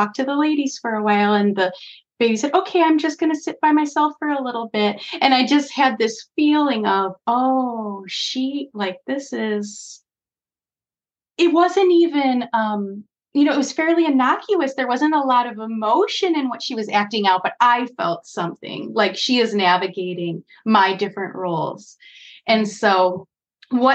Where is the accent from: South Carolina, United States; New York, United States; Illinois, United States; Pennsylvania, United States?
Illinois, United States; Chicago; as a Chicagoan